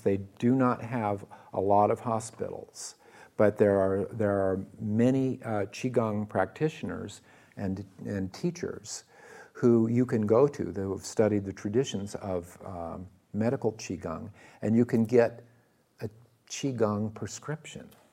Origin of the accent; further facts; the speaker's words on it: Iowa, United States; I was born in the Midwest, in Iowa, of all places